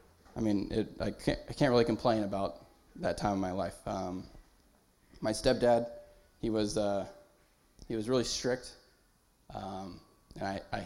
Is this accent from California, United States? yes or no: yes; Raymond, California, United States; also born or lived in Apple Valley, California; I was born in Apple Valley, California, which is in the high desert. My mom and dad and my older brother moved from the high desert and away from almost all of our family when I was really young. I don't even remember it. We moved to Raymond, California